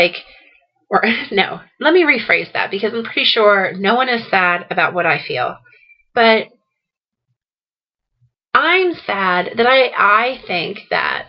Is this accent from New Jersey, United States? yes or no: yes; New Jersey, United States; I am from South Jersey. I am a Jersey girl